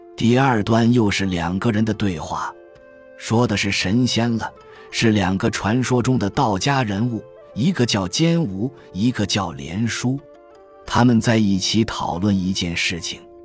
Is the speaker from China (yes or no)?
yes; Chengdu, Sichuan, China; 我们成都人喊的地老鼠